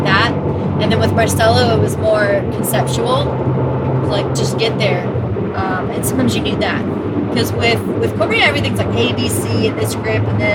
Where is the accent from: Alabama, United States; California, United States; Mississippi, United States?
California, United States; Los Angeles; I'm from LA, right? From the Valley.